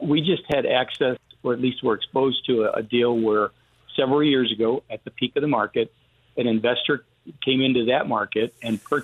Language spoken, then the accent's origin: English; Western New York, United States; now in Houston, United States; I grew up in Western New York, so it's not near Buffalo